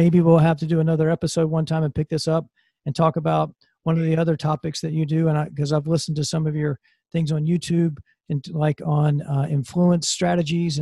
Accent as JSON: {"language": "English", "region": "South Carolina", "country": "United States", "said": "I'm from South Carolina"}